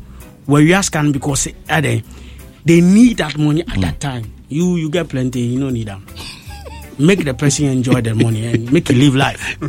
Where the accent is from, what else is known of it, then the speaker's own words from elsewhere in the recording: Ghana; I come from Ghana